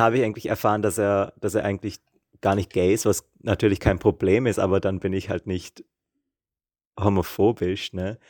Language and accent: German; Austria; moved away as an adult; now in Prague, Czech Republic; ich bin aus Österreich